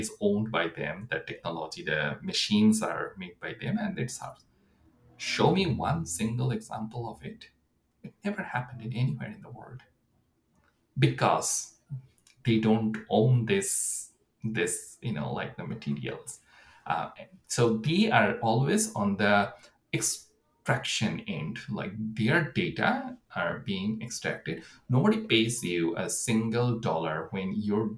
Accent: Bangladesh; moved away as an adult; also born or lived in United States; now in Canada; I'm coming from Bangladesh. So my education was in US.

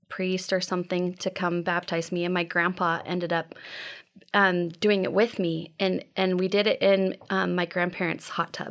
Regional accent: Las Cruces, New Mexico, United States; also born or lived in Texas; So um, I was born in Texas uh, and then I moved to New Mexico. And um, my parents were divorced. My mom uh, didn't want to keep living, and it was Las Cruces, New Mexico.

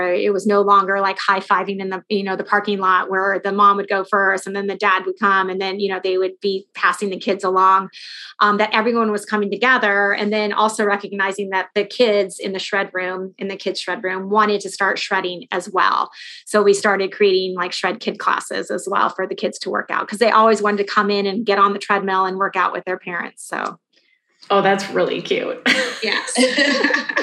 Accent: Los Angeles, California, United States; now in Chicago, United States; So I'm from Southern California

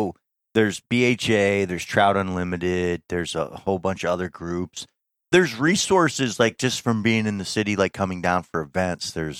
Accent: North Country, Adirondacks, New York, United States; growing up in the North Country in the Adirondacks, I didn't have access to like all the saltwater fishing.

